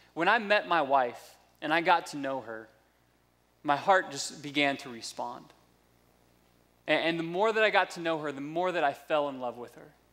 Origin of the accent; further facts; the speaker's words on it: United States; also born or lived in South Florida / North Georgia; now in Indianapolis, United States; I grew up in South Florida and North Georgia, which are just two completely different classes of redneck